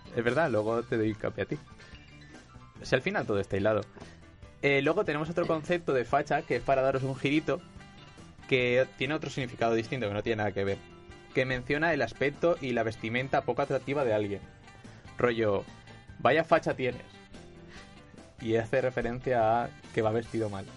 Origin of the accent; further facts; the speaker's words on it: Valencian Community, Spain; yo siendo valenciano